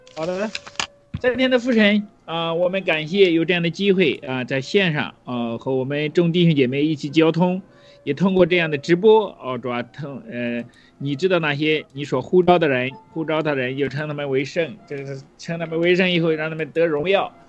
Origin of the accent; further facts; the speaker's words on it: China; 我们中国人到现在都做不到